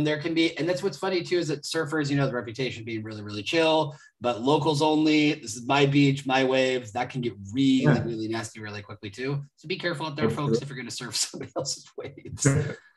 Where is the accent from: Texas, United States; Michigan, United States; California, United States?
California, United States; Northern; I'm from Northern California